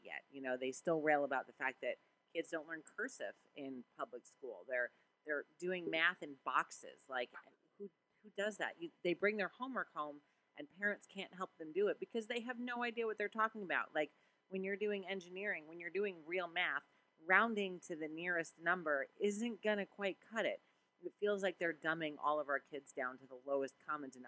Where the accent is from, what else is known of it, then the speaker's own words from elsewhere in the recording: Connecticut, United States; now in Savannah, United States; We were from up north and it was horrible up there. I will say, though, that the school system, you know, we grew up in Connecticut